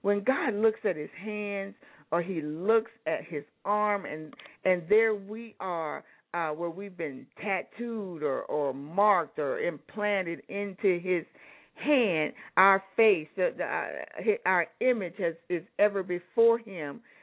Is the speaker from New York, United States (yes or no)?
no; Anchorage, Alaska, United States; I grew up in Anchorage, Alaska